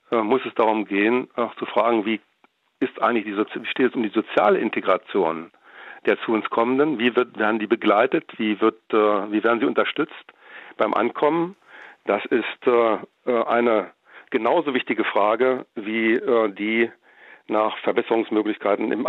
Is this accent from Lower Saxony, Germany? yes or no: yes; Wolfsburg, Lower Saxony, Germany; ich komme aus Wolfsburg, ähm, VW-Werk hatte ja ähm, Ende der 50er und Anfang der 60er Jahre eine ähm, sagen wir doch sehr starke Arbeitsmigration aus Italien.